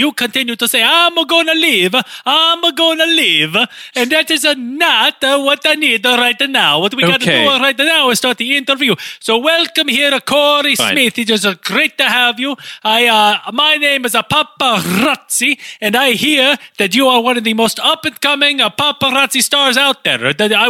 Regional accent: Italy; I'm from Italy. What to make you think? What about me and my physical appearance makes you think I am not from Italy?

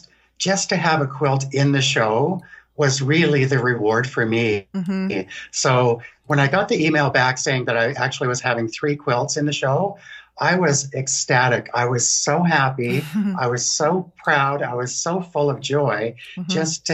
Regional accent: Victoria, British Columbia, Canada; also born or lived in Newfoundland; now in Toronto, Canada; So right now I live in Toronto, Ontario, Canada. I was born in Newfoundland, which is the east coast of Canada. Yes. I was brought up in Victoria, which is the west coast of Canada. And now I live kind of in the middle in Toronto.

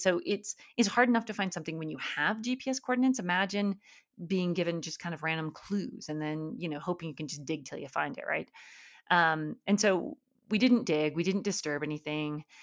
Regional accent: Alaska, United States; I grew up in Alaska

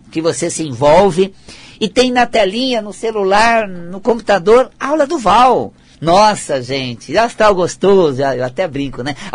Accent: Paraná, Brazil; Eu, quando venho lá do interior do Paraná, aquela região norte do Paraná

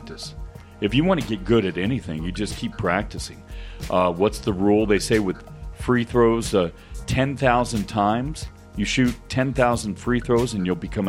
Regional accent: Denver, Colorado, United States; I grew up in Denver, right in the foothills.

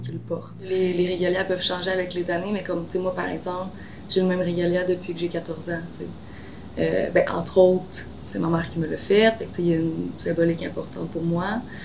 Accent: Joliette, Quebec, Canada; Je suis originaire de l'Anaudière. Je réside à Joliette depuis toujours

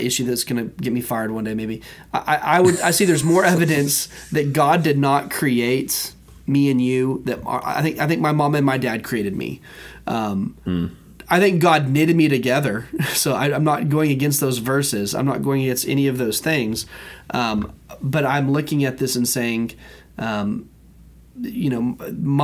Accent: United States; As an American, as a member of America, right? As a citizen of America

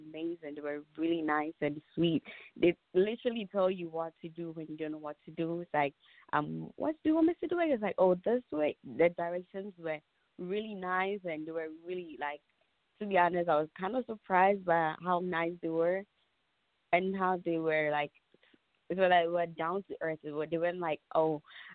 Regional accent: Ghana; moved away as an adult; now in Connecticut, United States; I'm originally I'm from Ghana, born and raised.

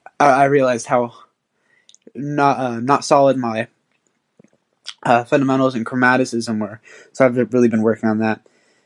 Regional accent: San Francisco, California, United States; I'm from San Francisco, California.

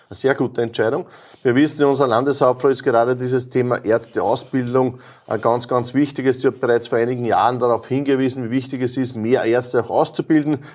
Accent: Lower Austria, Austria; bei uns in Niederösterreich, in der Karl-Landsteiner-Universität

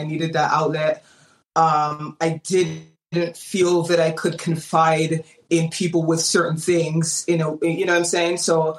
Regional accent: Menominee, Wisconsin, United States; born there; also born or lived in Jamaica; I was born in Menominee, Wisconsin. It's a very small town. I know probably most people haven't heard of it. And then moved to Jamaica, lived there for 10 years

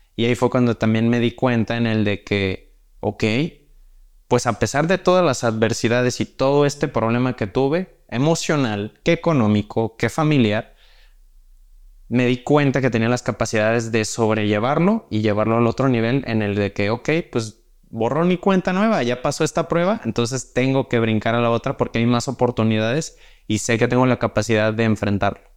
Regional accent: Mexico; tenemos las capacidades como mexicanos

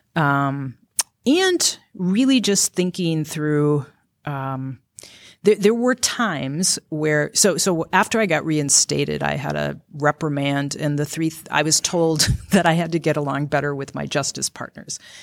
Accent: Grand Rapids, Minnesota, United States; also born or lived in Benson, Minnesota; my parents divorced when I was about two or three, and my mom and I moved up to Grand Rapids, Minnesota

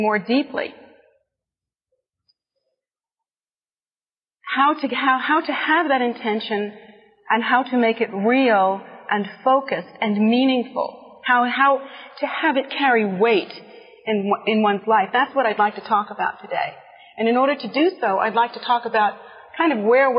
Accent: United States; here in our America

